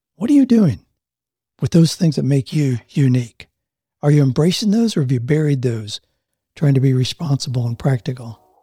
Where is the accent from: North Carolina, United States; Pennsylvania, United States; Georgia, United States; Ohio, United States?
Ohio, United States; Mansfield; moved away; I grew up in Mansfield, Ohio, just outside of Mansfield